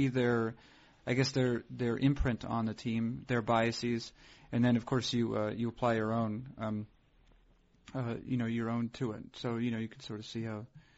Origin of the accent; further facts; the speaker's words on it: New England, United States; I'm from New England